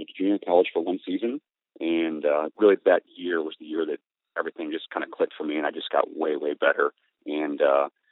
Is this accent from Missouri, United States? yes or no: yes; St. Louis, Missouri, United States; moved away as an adult; also born or lived in Miami, Florida; I grew up in St. Louis, Missouri